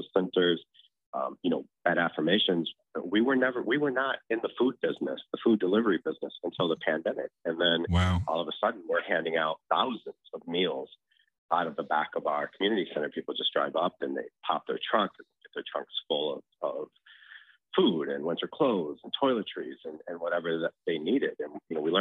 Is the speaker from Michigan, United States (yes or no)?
yes; Michigan, United States; also born or lived in Los Angeles; I came back because of something that was too important to my home state